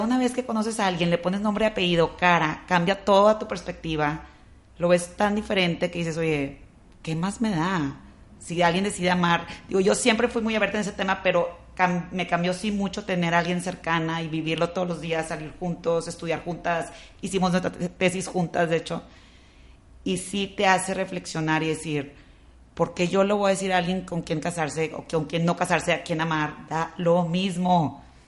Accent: Monterrey, Nuevo León, Mexico; nosotros que crecimos aquí en Monterrey, católicos, conservadores

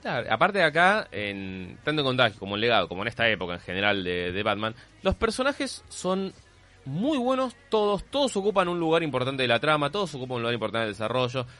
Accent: Argentina; menos mal que soy argentino

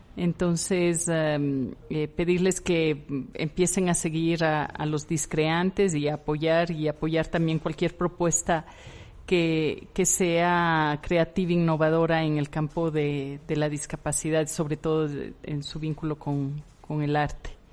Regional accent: Ecuador; yo soy ecuatoriana, yo nací en una ciudad muy pequeña en Ecuador

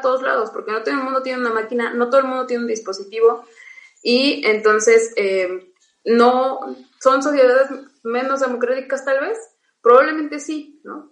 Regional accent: Oaxaca, Mexico; vuelvo a, mi pueblo, este, no hay kinder, sí hay primaria y hay telesecundaria, y párale de contar, hay que caminar a buscar un bachillerato

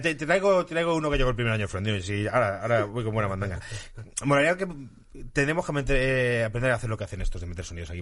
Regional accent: Madrid, Community of Madrid, Spain; tanto Daría como yo somos de Madrid y los madrileños somos unos flipados

